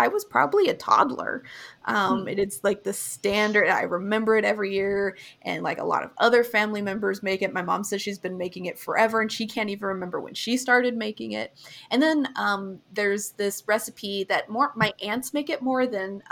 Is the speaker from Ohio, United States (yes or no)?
yes; Ohio, United States; I'm from Ohio